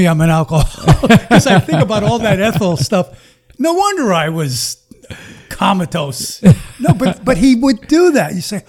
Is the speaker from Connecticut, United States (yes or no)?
yes; Connecticut, United States; also born or lived in Washington, D.C.; I come from Connecticut.